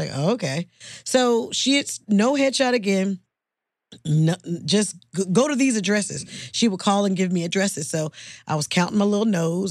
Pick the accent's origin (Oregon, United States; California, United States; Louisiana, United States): California, United States; Oakland; moved away as an adult; also born or lived in Los Angeles, California; I'm from the Bay Area, Oakland, California